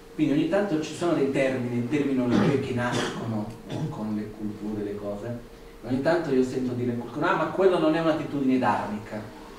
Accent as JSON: {"language": "Italian", "country": "India", "tie": "born or raised there", "second_language": "Italian", "moved": "yes", "lives_now": "Italy", "said": "dove sono cresciuto in India"}